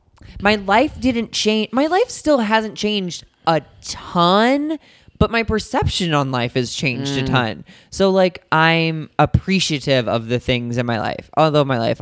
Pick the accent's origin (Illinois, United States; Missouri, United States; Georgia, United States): Missouri, United States; St. Louis; moved away; I grew up in St. Louis, so I went to Chicago all the time.